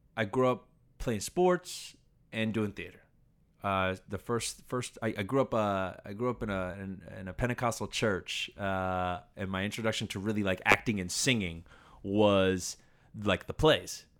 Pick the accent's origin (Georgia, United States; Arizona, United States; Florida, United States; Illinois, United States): Florida, United States; Orlando; I grew up in Orlando.